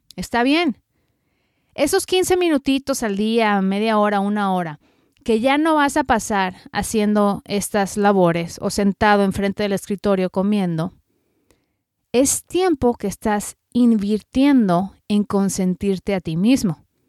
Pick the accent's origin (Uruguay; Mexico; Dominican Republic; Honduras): Mexico; moved away as an adult; now in United States; soy periodista mexicana radicada en Estados Unidos ya desde hace 15 años